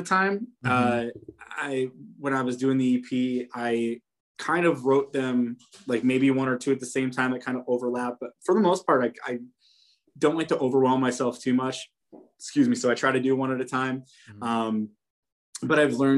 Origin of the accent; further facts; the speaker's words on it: Poughkeepsie, New York, United States; now in Syracuse, United States; My wife and I, we like drive to hometown in Poughkeepsie down by the city